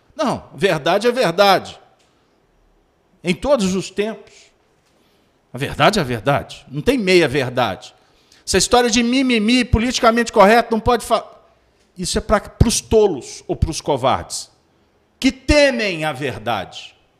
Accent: Belo Horizonte, Minas Gerais, Brazil; a capital do mais belo horizonte, é minha terra

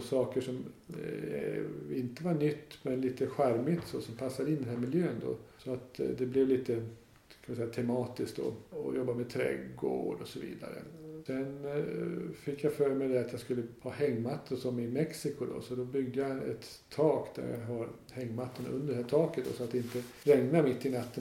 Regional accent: Dalarna County, Sweden; now in Öland, Sweden; Jag är inte alls från Öland eller inte från Småland heller utan jag är från norra Dalarna

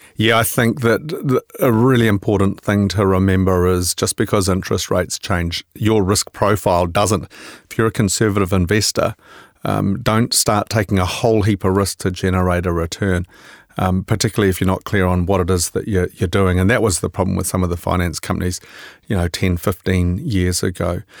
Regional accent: New Zealand

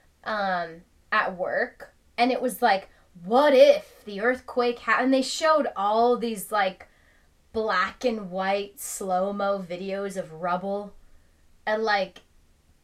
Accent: Ireland; I'm Irish.

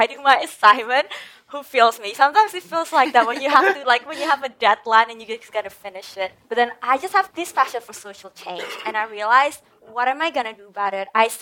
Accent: Indonesia; also born or lived in Perth, Australia; now in Bali, Indonesia; I am originally from Indonesia and I was so blessed to be able to come to Perth, you know, Australia

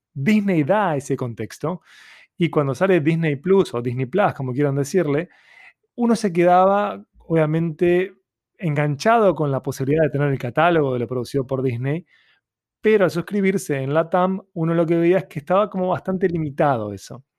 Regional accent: Uruguay; mi identidad como latinoamericano, como uruguayo

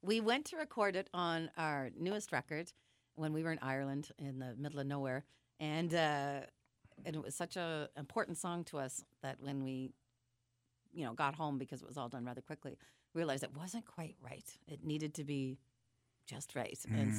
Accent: Toronto, Ontario, Canada; moved away as an adult; now in Vancouver, Canada; Reid and I moved from Toronto to Vancouver, BC, I guess 14 years ago

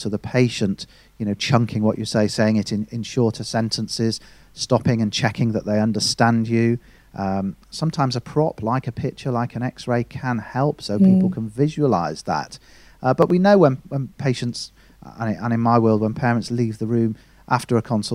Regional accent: the other side of the Pennines, North West England, United Kingdom; moved away as an adult; also born or lived in Leeds; So I studied in Leeds, and although I was from the other side of the Pennines

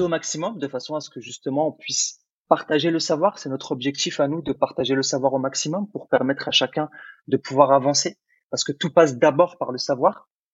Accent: France; French is a second language; also born or lived in Algeria; moi je suis né en Algérie, donc quand je suis arrivé en France, je savais pas forcément bien parler français

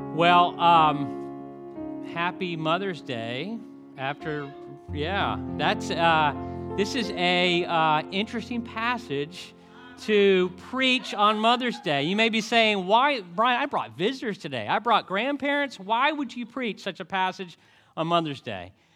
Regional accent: Highland City, Florida, United States; moved away; also born or lived in Montgomery, Alabama; we grew up doing fireworks in Highland City

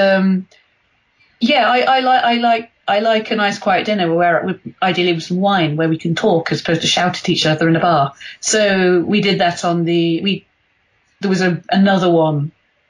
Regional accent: Yorkshire and the Humber, United Kingdom; I'm from Yorkshire

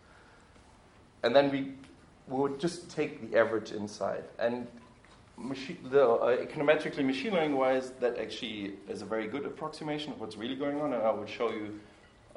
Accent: Germany; moved away as an adult; I grew up in Germany until I was 18, and then I have lived abroad

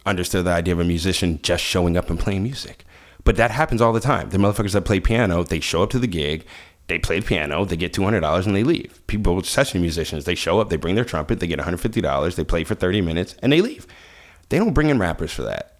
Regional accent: Washington, District of Columbia, United States; moved away; I grew up in Washington, D.C.

